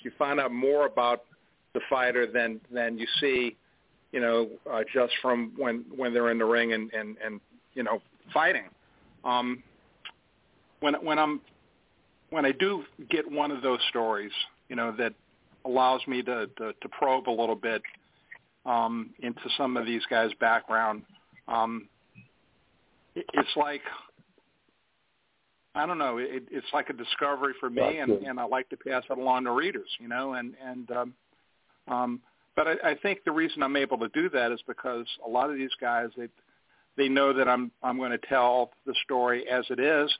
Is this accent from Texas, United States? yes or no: no; New Orleans, Louisiana, United States; When I was a young boy growing up in New Orleans